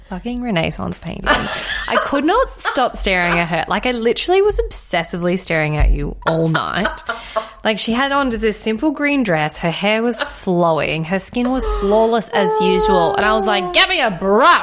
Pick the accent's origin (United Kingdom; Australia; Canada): Australia; Redcliffe, Queensland; I grew up in Redcliffe. It's nothing but Bogan City.